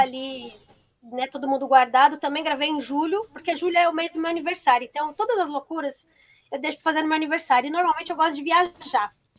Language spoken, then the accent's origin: Portuguese; Brazil; sou brasileira